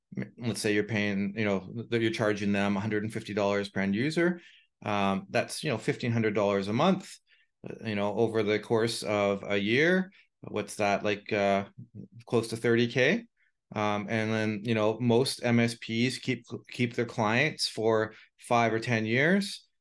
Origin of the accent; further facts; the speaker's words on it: Canada; being Canadian